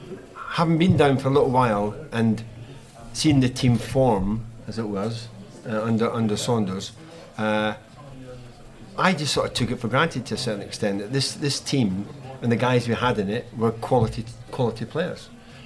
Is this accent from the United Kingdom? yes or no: yes; Scotland, United Kingdom; when I came down from Scotland as a rough sort of striker initially